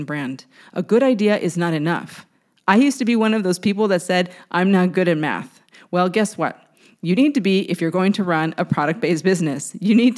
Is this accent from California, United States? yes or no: yes; San Diego, California, United States; now in Brooklyn, United States; I was raised in San Diego